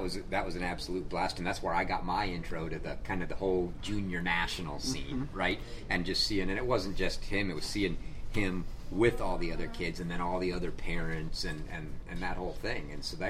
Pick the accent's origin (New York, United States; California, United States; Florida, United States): Florida, United States; Growing up in Florida, he doesn't play indoors, right?